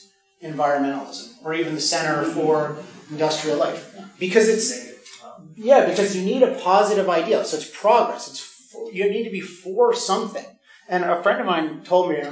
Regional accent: California, United States; I'm from California

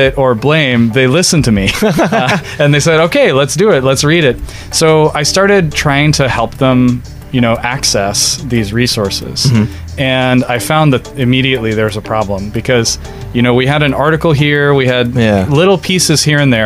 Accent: Philippines; moved away as an adult; also born or lived in United States; I grew up in the Filipino church. Mm-hmm. I only moved to the U.S. for my college studies and then was there for about 10 years

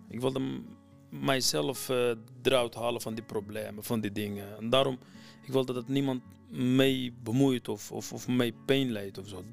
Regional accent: Iraq; Dutch is a second language; now in Netherlands; Ik kom uit Irak, maar omdat nu al veel in mijn leven is gebeurd in Nederland dan in Irak

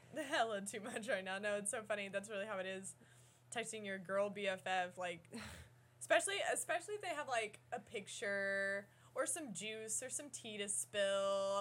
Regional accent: Midwest, United States; we're also from the Midwest

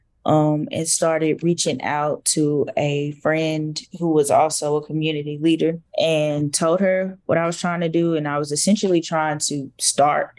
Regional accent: Fort Worth, Texas, United States; I'm from the Stop Six Projects, and so I know what food insecurity looks like

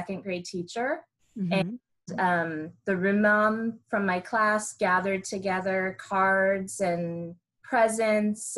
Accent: Ventura County, Southern California, United States; born and raised Californian, daughter of two native Californians

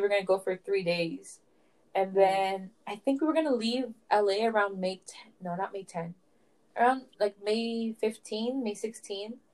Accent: Canada; I'm from Canada

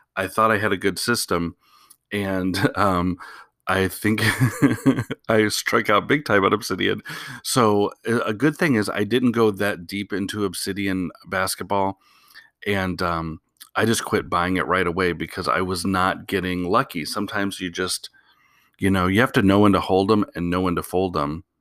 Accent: Portland, Oregon, United States; I'm from Portland.

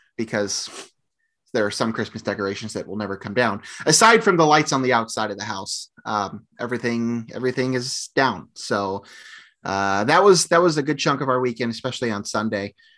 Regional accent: Oakwood, Illinois, United States; from Oakwood, Illinois, from Oakwood High School, obviously my hometown

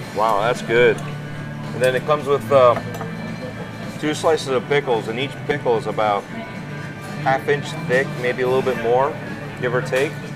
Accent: Chicago, Illinois, United States; I'm from Chicago

